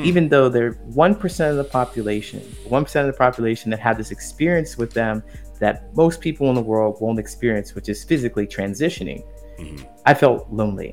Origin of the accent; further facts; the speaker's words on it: Ohio, United States; moved away as an adult; also born or lived in California / Chicago; I grew up in a small town in Ohio